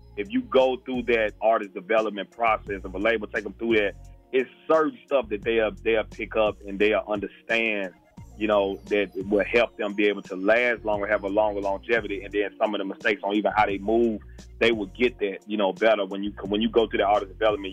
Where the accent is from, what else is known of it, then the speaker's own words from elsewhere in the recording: Memphis, Tennessee, United States; also born or lived in Alexandria, Virginia; I'm from Memphis, Tennessee. Um, I, w- I was born in uh, Alexandria, Virginia, but I moved to Memphis when I was like ten, going through eleven.